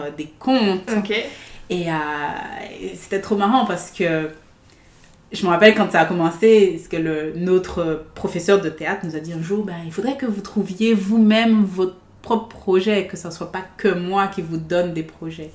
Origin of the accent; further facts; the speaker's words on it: Guadeloupe; also born or lived in France; now in Vancouver, Canada; je suis née en Guadeloupe, dans les Caraïbes.